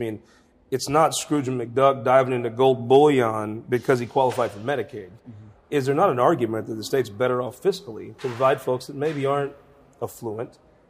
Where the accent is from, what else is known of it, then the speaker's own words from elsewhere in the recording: Southern Missouri, United States; But we're from Southern Missouri.